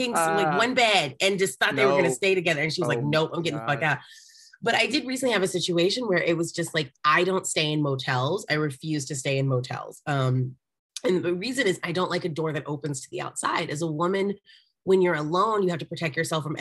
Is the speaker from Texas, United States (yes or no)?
yes; Arlington, Texas, United States; moved away as an adult; now in Los Angeles, United States; I'm actually from Arlington